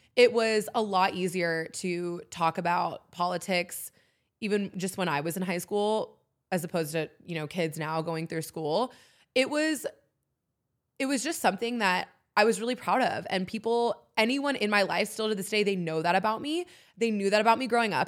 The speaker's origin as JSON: {"language": "English", "town": "San Diego", "region": "California", "country": "United States", "tie": "born or raised there", "also_born_or_lived": "Oxford, Mississippi", "moved": "as an adult", "lives_now": "Nashville, United States", "said": "I had an amazing life growing up in San Diego"}